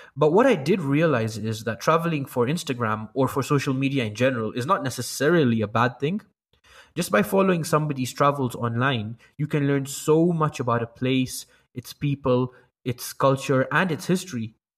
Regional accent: Kenya; I'm from Kenya

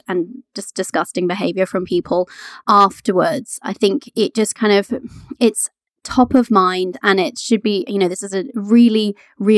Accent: Canada; now in United Kingdom; I was born in Canada

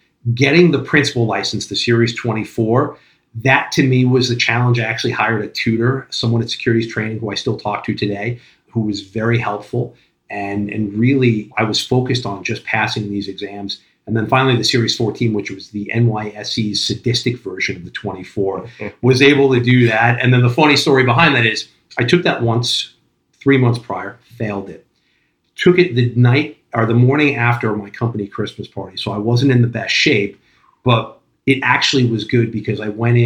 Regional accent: Long Island, New York, United States; moved away as an adult; also born or lived in Brooklyn; now in New Jersey, United States; Born and raised on Long Island, moved into Brooklyn when I was 22

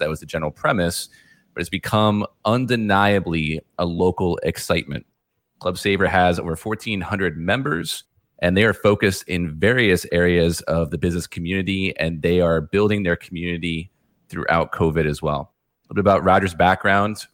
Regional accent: New York, United States; now in Florida, United States; I'm actually from New York

